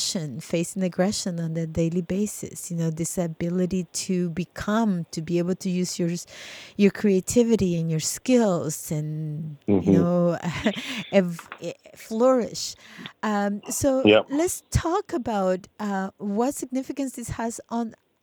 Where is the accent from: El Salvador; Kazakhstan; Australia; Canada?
El Salvador; when I was a kid growing up in El Salvador under the war